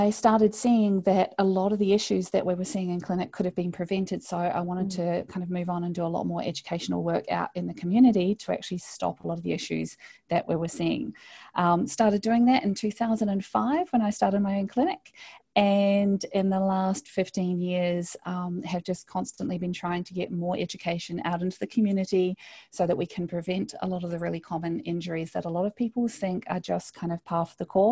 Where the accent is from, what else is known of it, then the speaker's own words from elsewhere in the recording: New Zealand; moved away as an adult; now in Australia; I grew up in New Zealand, so a lot of people think I'm Australian, but I'm actually a Kiwi